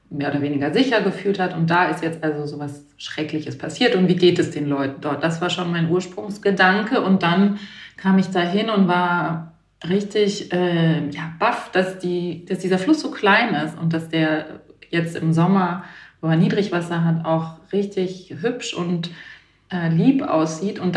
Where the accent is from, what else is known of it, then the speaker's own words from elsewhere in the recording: Baden-Württemberg, Germany; now in Berlin, Germany; Nee, nee, ich bin in Berlin zu Hause. Ich komme alle, ich komme aus Baden-Württemberg